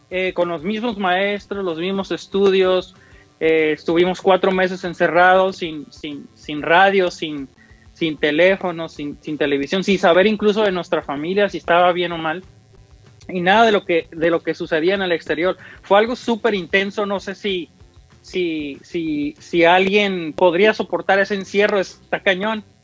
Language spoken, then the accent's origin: Spanish; United States; y pues crecí aquí en los Estados Unidos, entonces ya es como ya me empapé de otros géneros